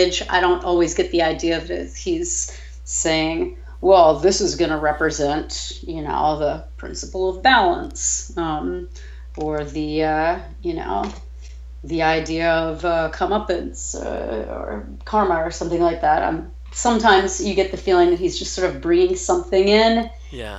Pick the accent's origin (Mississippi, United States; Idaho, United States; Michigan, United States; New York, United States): New York, United States; now in New Orleans, United States; I'm originally from New York